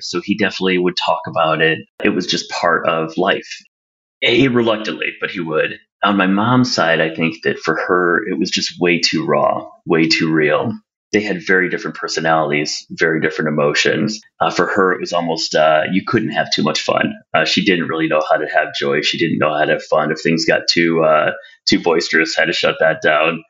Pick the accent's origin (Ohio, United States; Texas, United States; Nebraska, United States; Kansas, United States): Ohio, United States; Toledo; I grew up in Toledo, Ohio